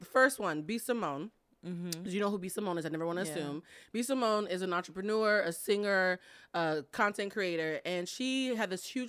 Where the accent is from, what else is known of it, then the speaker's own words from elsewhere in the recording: New England, United States; I'm from New England, y'all.